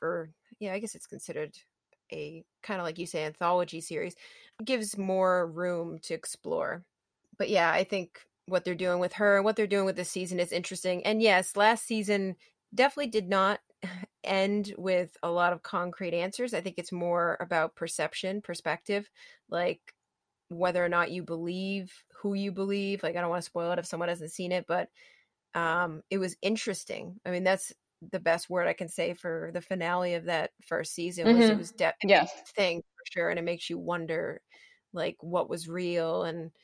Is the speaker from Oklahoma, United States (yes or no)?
no; Maine, United States; I'm from Maine